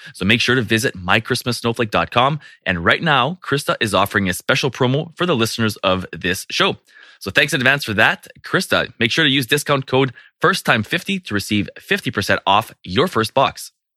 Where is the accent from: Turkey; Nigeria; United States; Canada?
Canada; I'm from Canada